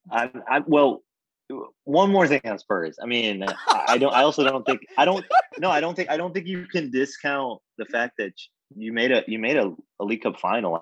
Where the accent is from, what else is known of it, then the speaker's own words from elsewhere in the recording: Jamaica; I'm Jamaican